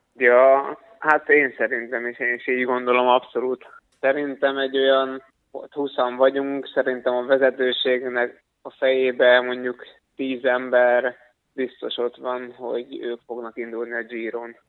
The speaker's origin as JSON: {"language": "Hungarian", "country": "Hungary"}